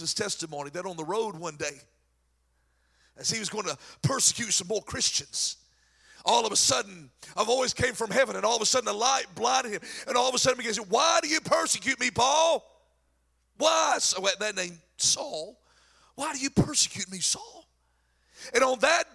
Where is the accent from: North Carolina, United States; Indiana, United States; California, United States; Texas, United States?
North Carolina, United States; accent: crazy country accent; I'm from North Carolina with a crazy country accent